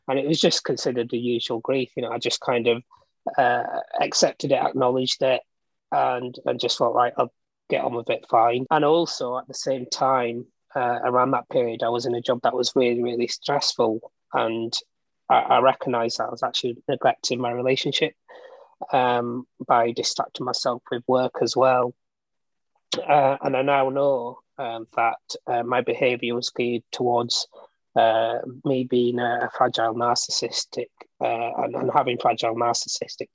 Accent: Bradford, Yorkshire and the Humber, United Kingdom; now in Aberdeen, United Kingdom; I was born in Bradford and I'm 40 years old

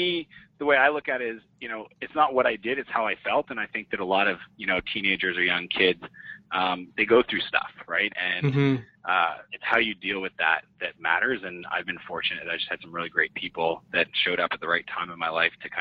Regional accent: Moncton, New Brunswick, Canada; moved away as an adult; also born or lived in San Francisco; I grew up in Moncton, New Brunswick.

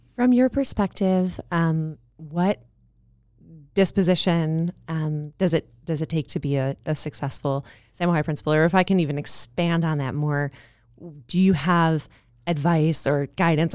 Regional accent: Midwest, United States; now in Santa Monica, United States; I am also a Midwesterner.

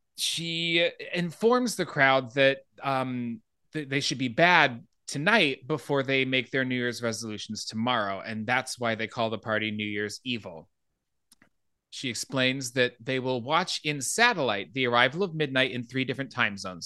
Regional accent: Phoenix, Arizona, United States; I grew up in Phoenix, so Mountain Time was what I grew up on

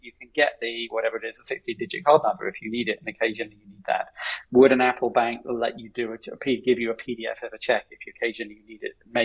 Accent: United Kingdom; as a British person

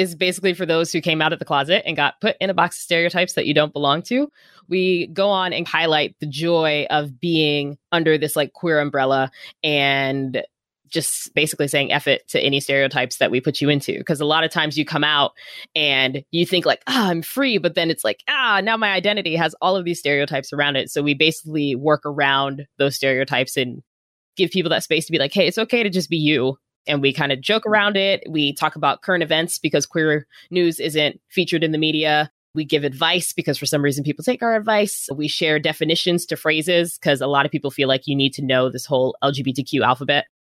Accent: Virginia, United States; also born or lived in Arizona; now in Oakland, United States; Yeah, I'm originally from Northern Virginia.

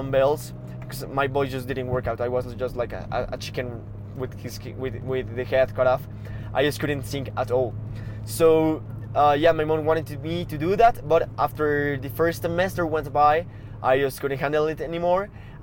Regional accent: Toluca, State of Mexico, Mexico; also born or lived in Vancouver, Canada; I was born here in Mexico, in a town called, named in a city named Toluca, like about 45 minutes from Mexico City.

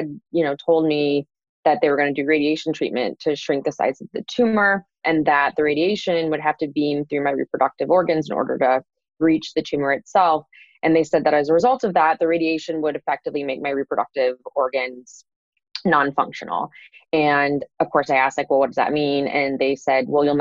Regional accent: St. Louis, Missouri, United States; I grew up in St. Louis, Missouri

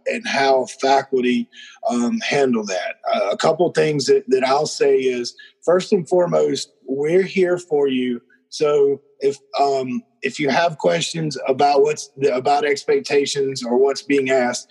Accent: South Georgia, United States; Growing up in South Georgia, everybody always were given nicknames

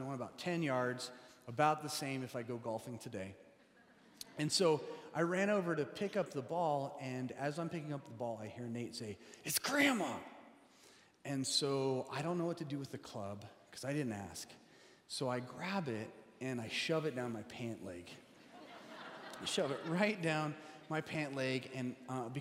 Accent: Colorado, United States; now in Seattle, United States; We grew up in Colorado

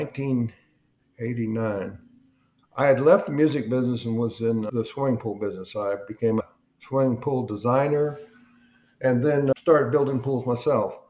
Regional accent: Granger, Texas, United States; also born or lived in Dallas, Texas / Lake Jackson, Texas / Rowlett, Texas; I was born in Dallas, 1942. And my family moved to a farming community not too far from Austin, Texas. That's where I spent my childhood

